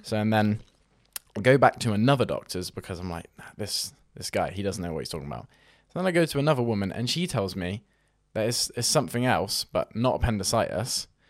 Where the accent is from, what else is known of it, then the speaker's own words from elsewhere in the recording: Weymouth, South West England, United Kingdom; I'm from a fo-, small town in Weymouth